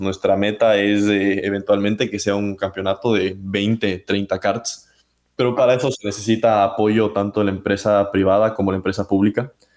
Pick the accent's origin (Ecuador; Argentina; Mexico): Ecuador; moved away; espero estar pronto en mi país querido